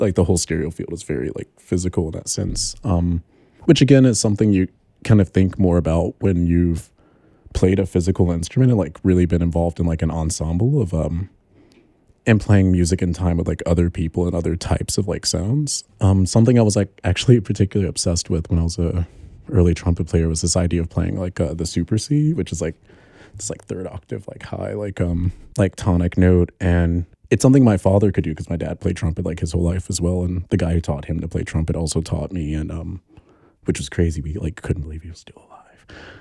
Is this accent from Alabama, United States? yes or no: yes; Alabama, United States; moved away as an adult; now in New York, United States; I'm from Alabama, and, like, I grew up in the same neighborhood as Gucci Mane